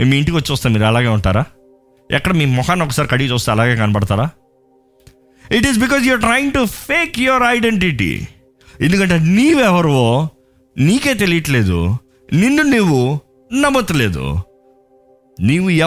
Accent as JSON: {"language": "Telugu", "town": "Balabhadrapuram", "region": "Andhra Pradesh", "country": "India", "tie": "born there", "said": "నేను పుట్టింది అక్కడ బలభద్రపురం"}